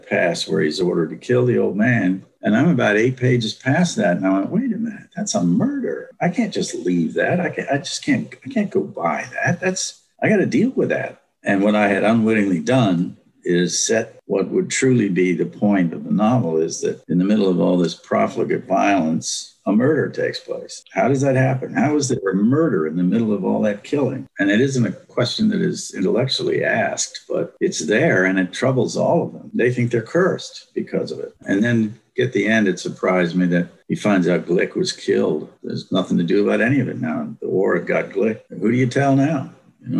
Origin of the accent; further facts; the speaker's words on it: Virginia, United States; accent: silken Virginia; now in California, United States; my silken Virginia accent